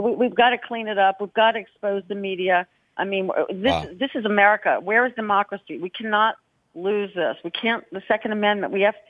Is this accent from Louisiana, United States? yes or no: yes; New Orleans, Louisiana, United States; moved away; also born or lived in Los Angeles; And I grew up in New Orleans in a very mm-hmm. tough time.